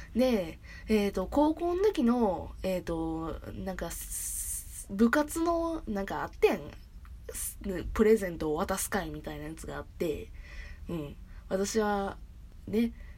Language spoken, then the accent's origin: Japanese; Kansai area, Japan; うちは関西周辺なんよ